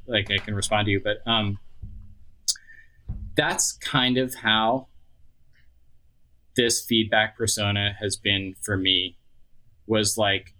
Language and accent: English; Austin, Texas, United States; moved away; this is where I was from. It's my hometown and I'm, you know, kind of heartbroken that I don't live there